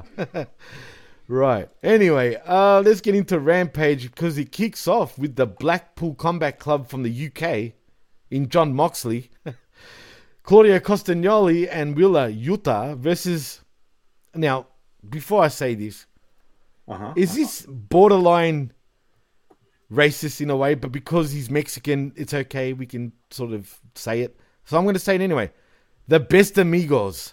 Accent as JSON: {"language": "English", "town": "Melbourne", "region": "Victoria", "country": "Australia", "tie": "born or raised there"}